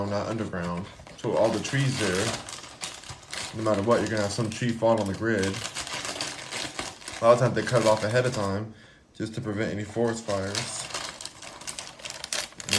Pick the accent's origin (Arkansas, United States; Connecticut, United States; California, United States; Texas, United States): California, United States; Los Angeles; where did I grow up? Here in Los Angeles